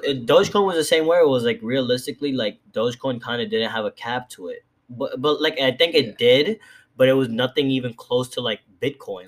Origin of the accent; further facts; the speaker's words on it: New York City, New York, United States; I'm from the Bronx